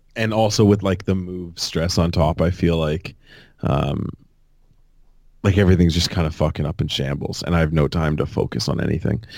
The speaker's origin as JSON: {"language": "English", "town": "Fort Erie", "region": "Ontario", "country": "Canada", "tie": "born or raised there", "said": "growing up in Fort Erie"}